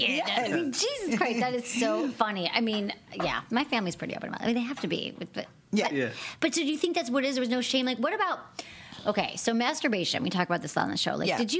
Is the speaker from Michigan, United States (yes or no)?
yes; Michigan, United States; moved away; also born or lived in Bay Area, California; I actually lived in the Bay Area for 20 years, and I moved here recently, but my friends in the Bay Area, so I'm from Michigan originally.